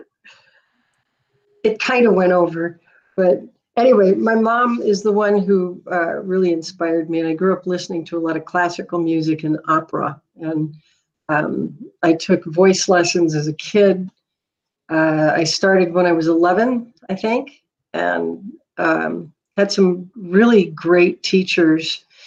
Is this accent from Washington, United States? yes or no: no; Duluth, Minnesota, United States; moved away as an adult; also born or lived in San Diego, California / Midland, Michigan; now in Boise, United States; I was born in San Diego, but I was raised in Minnesota